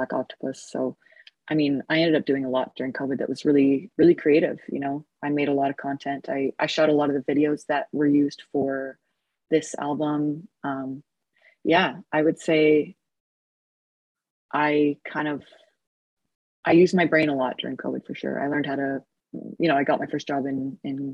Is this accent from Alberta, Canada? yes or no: yes; Edmonton, Alberta, Canada; moved away as an adult; also born or lived in Los Angeles; I'm back in my hometown of Edmonton, Alberta. It's where I was born